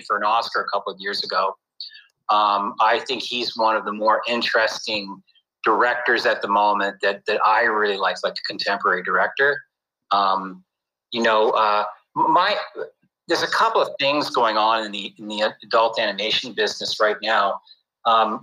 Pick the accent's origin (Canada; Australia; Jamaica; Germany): Canada; moved away; I grew up in Canada